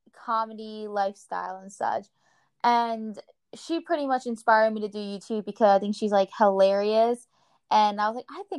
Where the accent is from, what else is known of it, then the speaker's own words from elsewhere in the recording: New Jersey, United States; I'm from Jersey, and you know, we have like a potty mouth and stuff, and I'm very like straightforward and aggressive and such.